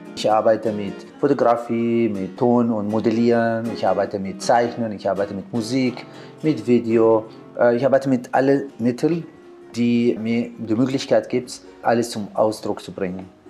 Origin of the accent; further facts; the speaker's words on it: Baghdad, Baghdad Governorate, Iraq; German is a second language; moved away as an adult; now in Vienna, Austria; Ich bin in Bagdad geboren 1972. Und 1989 habe ich geschafft die Aufnahmeprüfung auf Kunstcollege in Bagdad